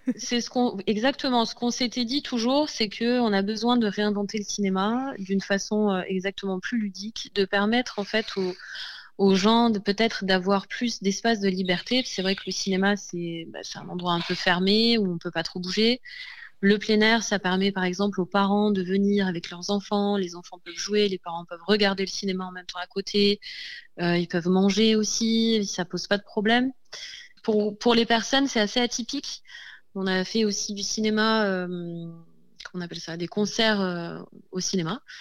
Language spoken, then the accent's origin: French; Provence-Alpes-Côte d'Azur, France; nous sommes euh, mar-alpins, donc euh, nous venons du département des Alpes-Maritimes